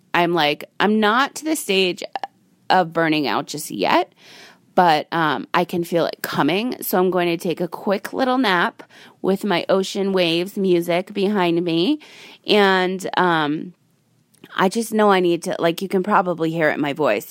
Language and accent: English; Rhode Island, United States; now in Las Vegas, United States; I'm from Rhode Island